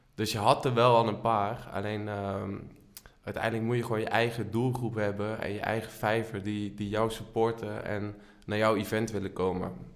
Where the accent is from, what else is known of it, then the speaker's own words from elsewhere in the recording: Leunen, Limburg, Netherlands; now in Amsterdam, Netherlands; Geboren en getogen in Leunen, woon nu in Amsterdam